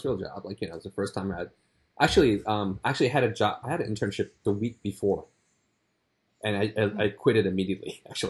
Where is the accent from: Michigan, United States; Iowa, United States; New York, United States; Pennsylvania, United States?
New York, United States; New York City; now in Manhattan, United States; I grew up, so you know, I'm pretty old, so you know. And like, you know, I grew up in Queens. The part of Queens at Elmhurst